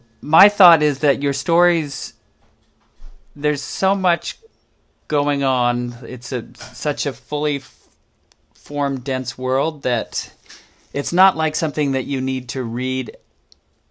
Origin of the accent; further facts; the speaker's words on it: United States; coming from the U.S.